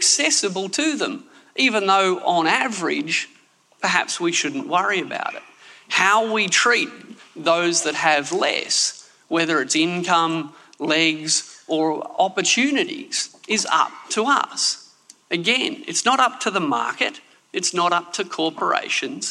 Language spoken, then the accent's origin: English; Canberra, Australian Capital Territory, Australia; also born or lived in Sydney; I'm from Canberra. We, citizens of Sydney, of which I was born